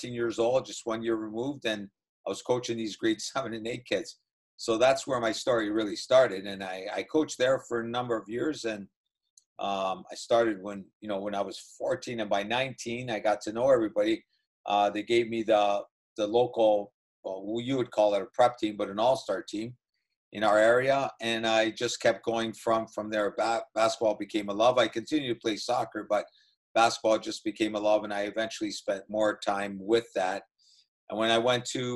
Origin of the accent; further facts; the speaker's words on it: Welland, Ontario, Canada; I grew up in a small town called Welland, Ontario